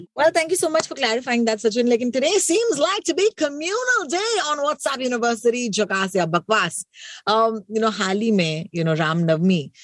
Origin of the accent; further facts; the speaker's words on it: Mumbai, Maharashtra, India; ये तो मेरी मुंबई है ये तो मेरा अपना शहर है